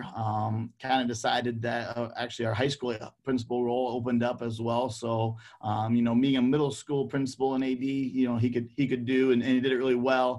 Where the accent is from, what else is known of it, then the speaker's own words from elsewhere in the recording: Denison, Iowa, United States; growing up in Denison